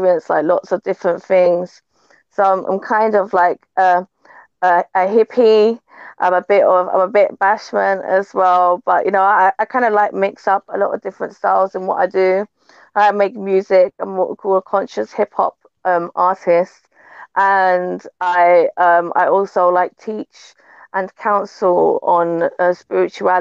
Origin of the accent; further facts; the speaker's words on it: London, United Kingdom; moved away; also born or lived in Jamaica (heritage); my background is a Jamaican heritage, like born and raised in London, in a place called Brixton